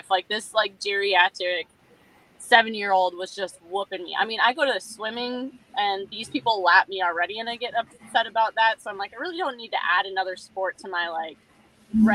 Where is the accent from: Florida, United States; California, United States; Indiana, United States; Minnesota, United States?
Minnesota, United States; I grew up in Minnesota and my dad was an avid fisherman